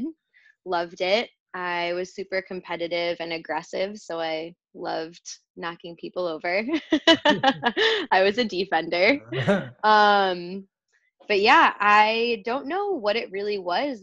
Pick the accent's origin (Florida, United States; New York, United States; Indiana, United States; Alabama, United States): New York, United States; Rochester; moved away as an adult; Rochester, New York